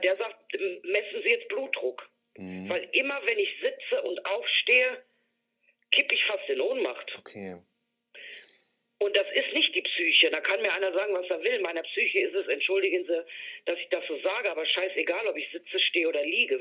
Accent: Dortmund, North Rhine-Westphalia, Germany; moved away; ich komme aus Dortmund ursprünglich

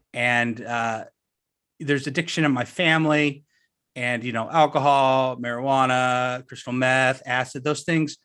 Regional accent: suburbs of Orange County, Southern California, United States; I grew up in Southern California

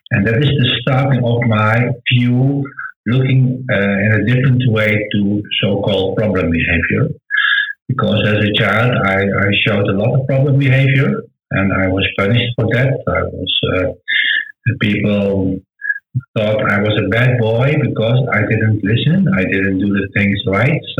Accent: Netherlands; English is a second language; I want to excuse for my bad English because I'm not from England. I'm just a Dutch guy, a Dutch boy. So sometimes maybe my, my English is not so good.

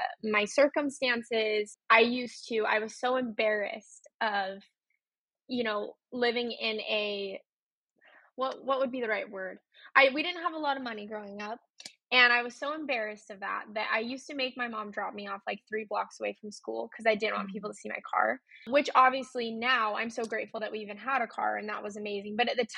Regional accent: Utah, United States; I grew up in Utah. I was born in Utah

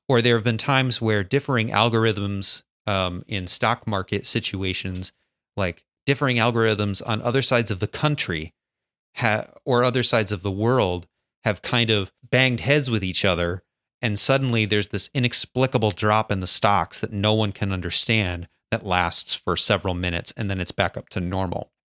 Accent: United States; No, we're American.

